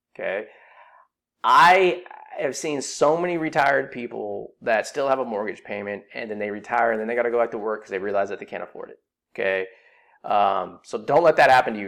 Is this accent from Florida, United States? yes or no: no; Silicon Valley, California, United States; I grew up in Silicon Valley